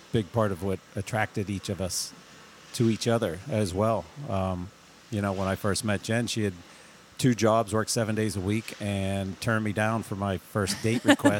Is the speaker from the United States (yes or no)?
yes; Pittsburgh, Pennsylvania, United States; moved away as an adult; now in Vermont, United States; I was born and raised in Pittsburgh, Pennsylvania, and moved here when I was 24.